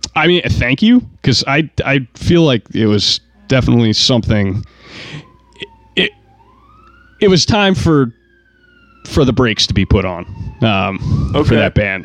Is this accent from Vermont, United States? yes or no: yes; Vermont, United States; we're we're from Vermont